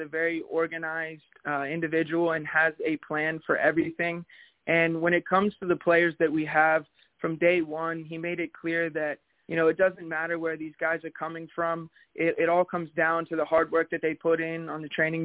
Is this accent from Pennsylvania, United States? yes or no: no; Frederick, Maryland, United States; now in Northern Virginia, United States; I was born in Frederick, Maryland, so I'm a Maryland guy, but now I'm living in Northern Virginia